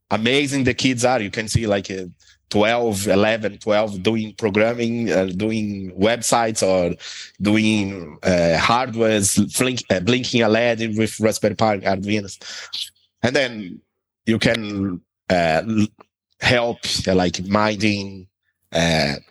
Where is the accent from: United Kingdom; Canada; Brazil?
Brazil; moved away as an adult; now in Dublin, Ireland; I'm originally from Brazil, but I'm based in Dublin, Ireland for a long time, more than 10 years.